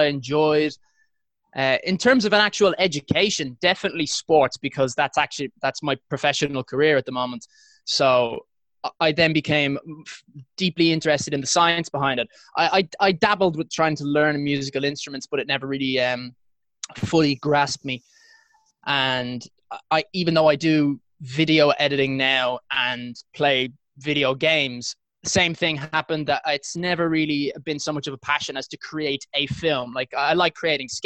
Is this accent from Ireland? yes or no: yes; Ireland; moved away as an adult; now in London, United Kingdom; So I'm from Ireland. It's where I currently am living at the moment, just because after my first round of chemo treatment, I wanted to go home and visit my parents.